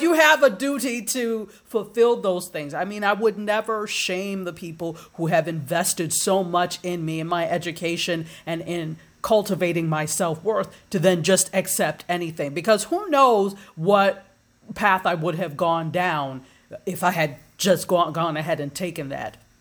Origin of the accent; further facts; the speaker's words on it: Nigeria; also born or lived in Washington, D.C., United States; now in Fort Lauderdale, United States; I'm African, I'm Nigerian